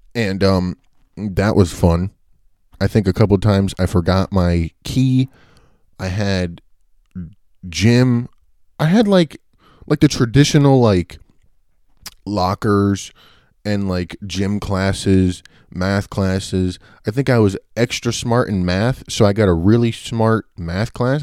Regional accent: Bayville, New Jersey, United States; also born or lived in Richmond, Virginia; around when I was three, I moved to New Jersey, uh, and I went to Bayville Elementary School, and that was when I went to like kindergarten to fourth grade

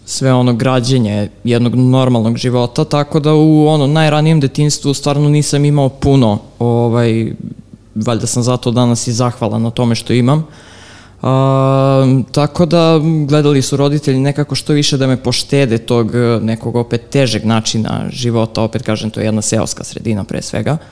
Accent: Belgrade, Serbia; pa živim u Ripnju, to je otprilike nekih 4-5 km ispod Avale i u suštini prema poslednjem popisu Ripanj je bio, mislim, drugo najveće selo u Srbiji. Tako da, mm, ne znam, odrastao sam nekim poluseoskim životom

